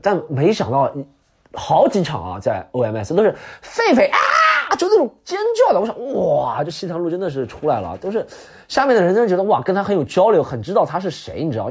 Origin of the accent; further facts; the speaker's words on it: Subei, Jiangsu, China; now in Shanghai, China; 苏北我的故乡